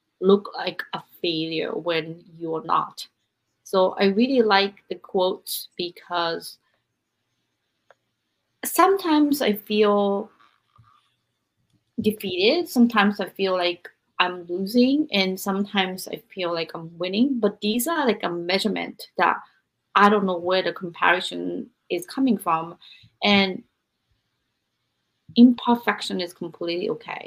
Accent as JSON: {"language": "English", "country": "Japan", "tie": "born or raised there", "moved": "yes", "said": "I was raised in Japan"}